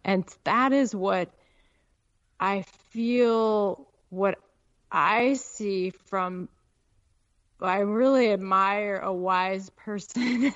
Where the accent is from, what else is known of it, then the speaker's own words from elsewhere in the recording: Peoria, Illinois, United States; moved away as an adult; also born or lived in Chicago, Illinois / Alaska; I grew up in Il-, Peoria